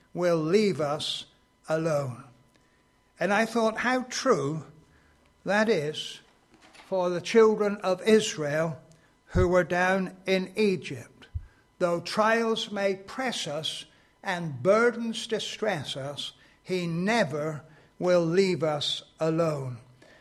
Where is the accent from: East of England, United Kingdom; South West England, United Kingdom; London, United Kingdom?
South West England, United Kingdom; Exeter; I come from Exeter, and I became a Christian when I was 16 years old